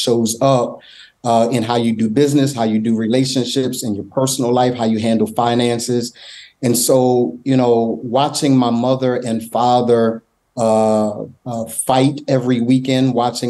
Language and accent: English; Wilmington, Delaware, United States; I grew up in a small town called Wilmington, Delaware.